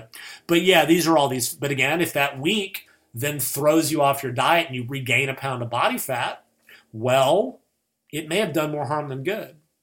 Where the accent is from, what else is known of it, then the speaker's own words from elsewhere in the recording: United States; I'm American